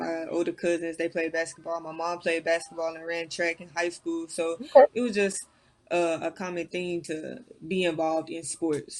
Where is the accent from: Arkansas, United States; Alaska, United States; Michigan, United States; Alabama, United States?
Arkansas, United States; moved away as an adult; I initially went to Arkansas because, like I said, I'm from Arkansas. I wanted to play for my home state